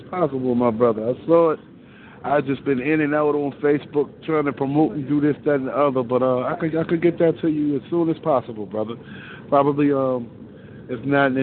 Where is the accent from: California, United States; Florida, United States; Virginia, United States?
Virginia, United States; Virginia Beach, Virginia, which is my home state